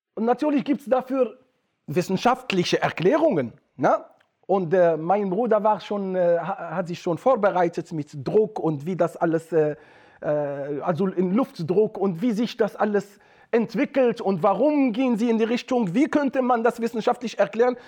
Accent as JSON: {"language": "German", "region": "Atlas Mountains", "country": "Morocco", "moved": "yes", "said": "bei uns in Atlasgebirgen, wo die Menschen konservativ sind"}